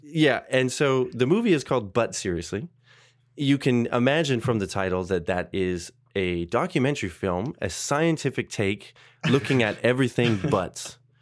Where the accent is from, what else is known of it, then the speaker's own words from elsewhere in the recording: Canada; growing up in Canada